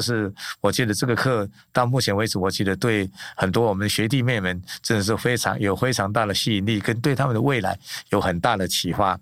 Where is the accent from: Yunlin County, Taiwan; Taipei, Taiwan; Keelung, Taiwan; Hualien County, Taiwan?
Yunlin County, Taiwan; Linnei; moved away as an adult; 我是在宜林县林内乡的很偏僻的一个乡下，一个山上林内